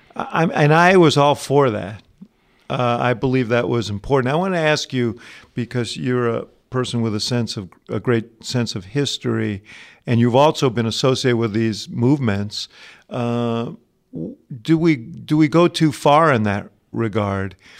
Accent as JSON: {"language": "English", "town": "New York City", "region": "New York", "country": "United States", "tie": "born or raised there", "said": "my hometown of New York City"}